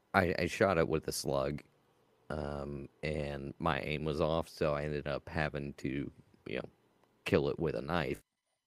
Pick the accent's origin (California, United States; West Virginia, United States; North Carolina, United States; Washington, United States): West Virginia, United States; moved away; growing up in West Virginia, they did.